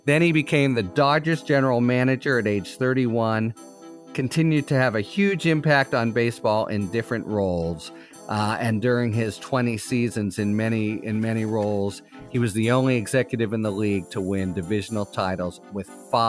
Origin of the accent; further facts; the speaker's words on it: Pittsburgh, Pennsylvania, United States; my hometown Pittsburgh